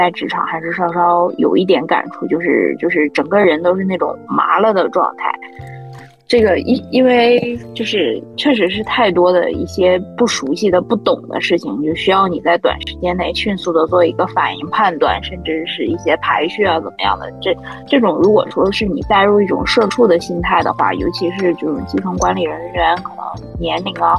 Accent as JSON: {"language": "Chinese", "town": "Changchun", "region": "Jilin", "country": "China", "tie": "born or raised there", "moved": "yes", "lives_now": "Shanghai, China", "said": "我的家乡是作为本轮疫情的另一个封闭点，长春"}